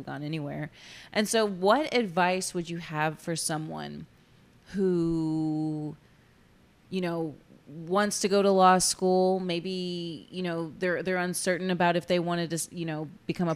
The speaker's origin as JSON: {"language": "English", "town": "Corpus Christi", "region": "Texas", "country": "United States", "tie": "born or raised there", "said": "born and raised in Corpus, went to school away, came back"}